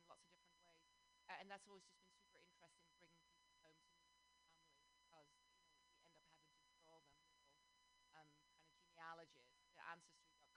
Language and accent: English; Amsterdam, North Holland, Netherlands; now in South Bay, United States; I live in the South Bay, but I'm originally from Amsterdam, the Netherlands